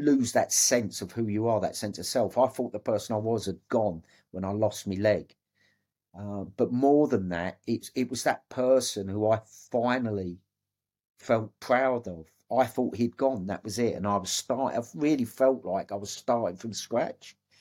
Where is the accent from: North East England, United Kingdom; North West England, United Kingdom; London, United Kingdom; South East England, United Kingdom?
London, United Kingdom; Dagenham; I was bought, born and brought up in Dagenham.